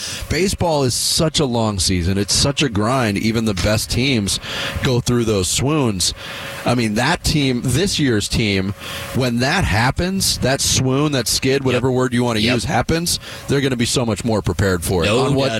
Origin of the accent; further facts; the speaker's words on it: New York, United States; growing up in New York